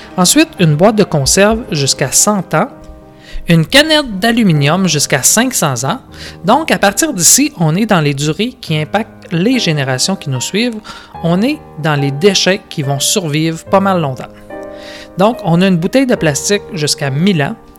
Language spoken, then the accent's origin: French; Quebec, Canada